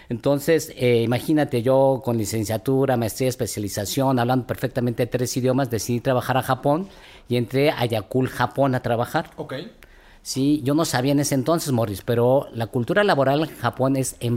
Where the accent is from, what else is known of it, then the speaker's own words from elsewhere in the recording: Mexico; somos los mexicanos